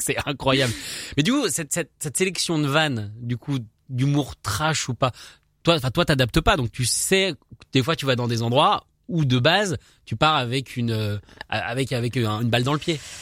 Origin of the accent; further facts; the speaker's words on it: France; en tant que français, je ne suis pas forcément doué en accent on a ce problème-là en France